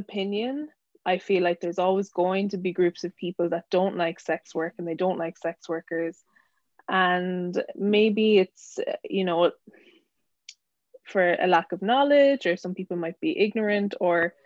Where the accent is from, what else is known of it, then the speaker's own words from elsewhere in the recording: Ireland; moved away as an adult; now in United Kingdom; I'm originally from Ireland, but living in the UK for maybe a year and a half.